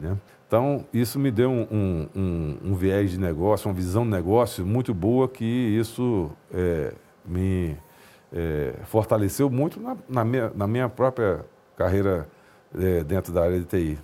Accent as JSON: {"language": "Portuguese", "town": "Recife", "region": "Pernambuco", "country": "Brazil", "tie": "born or raised there", "said": "Eu, moro, eu sou de Recife, nasci em Recife"}